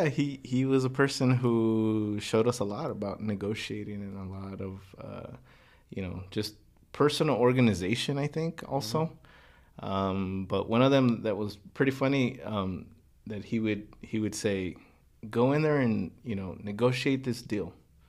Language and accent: English; Los Angeles, California, United States; especially growing up in Boyle Heights, you don't get to talk to people who are involved in business decisions, planning, working with a lot of people.